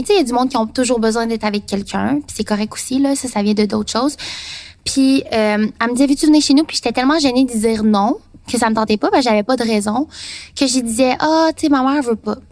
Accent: near Trois-Rivières, Quebec, Canada; also born or lived in Taiwan / Saint-Jean-sur-Richelieu; mais pas Trois-Rivières, dans un petit village

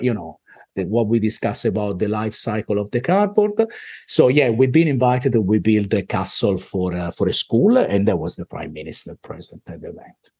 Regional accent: Italy; accent: Italian; moved away as an adult; now in Australia

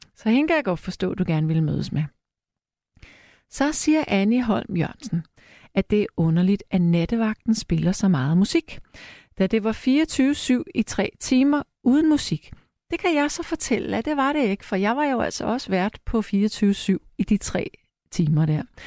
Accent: Frederiksberg, Capital Region of Denmark, Denmark; på Frederiksberg, hvor jeg er opvokset

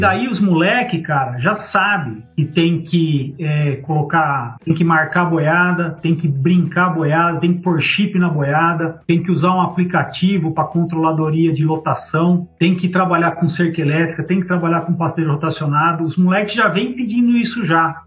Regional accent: São Paulo, Brazil; eu nasci em São Paulo, velho. Nasci na Moca

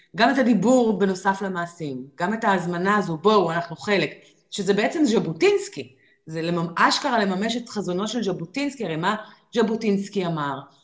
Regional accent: Israel; כשגדלנו פה בגיל 20 ואפילו 30

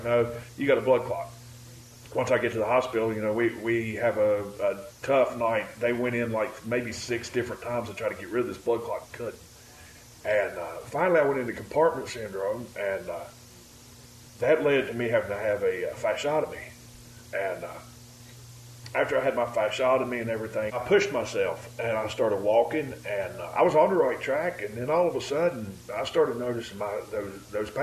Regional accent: West Virginia, United States; I'm from West Virginia.

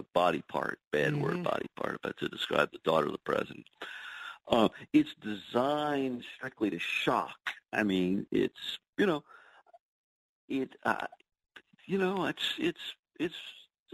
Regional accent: New Orleans, Louisiana, United States; now in New York, United States; I grew up in New Orleans

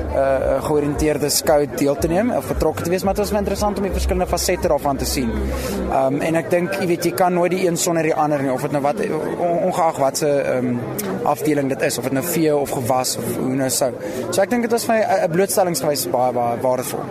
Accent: Pretoria, Gauteng, South Africa; moved away as an adult; also born or lived in Stellenbosch; Ek kom van Pretoria in Jelaris Park af. So ek's 'n stadsjapie

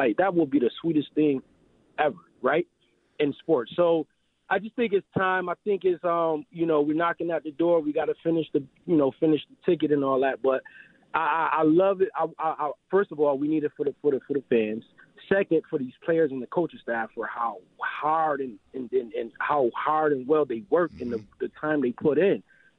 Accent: Rochester, New York, United States; I'm from Rochester. I didn't realize we had a hometown team per se right in our backyard, you know, 50 miles away.

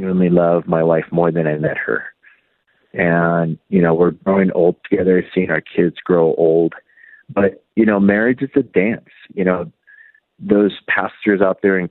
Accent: United States; I was pretty much raised here in the States

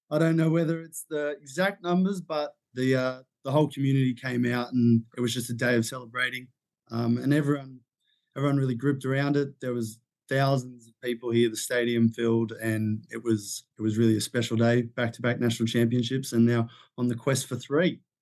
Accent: Sydney, New South Wales, Australia; I come from Sydney, Australia

